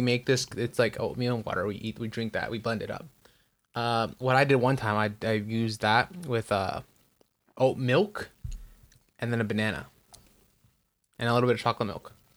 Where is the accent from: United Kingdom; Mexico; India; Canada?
Mexico; Michoacán; first language Spanish; English is a second language; now in United States; I'm from Michoacan